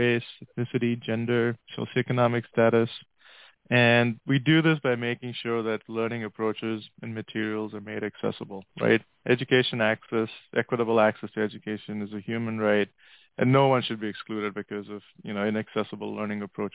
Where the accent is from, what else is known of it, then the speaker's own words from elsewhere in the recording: India; moved away as an adult; also born or lived in Oman / Atlanta, United States / Pittsburgh, United States; now in United States; I grew up in India and in Oman, which is in the Gulf in the Middle East